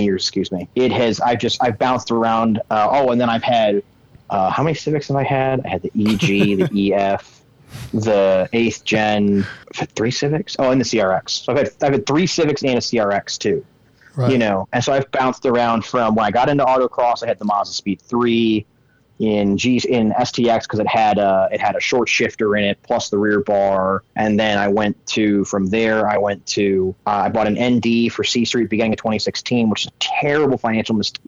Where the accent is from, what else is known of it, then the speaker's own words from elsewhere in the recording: Illinois, United States; I grew up in Illinois. That's actually where I'm at right now